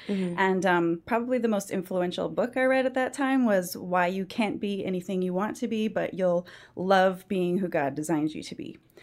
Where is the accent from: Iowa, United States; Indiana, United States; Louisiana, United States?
Iowa, United States; central; moved away as an adult; also born or lived in Arkansas / Minneapolis / Colorado; now in Georgia, United States; I am originally from the Midwest, specifically central Iowa. So I did all of my growing up years and beginning adult years college in central Iowa.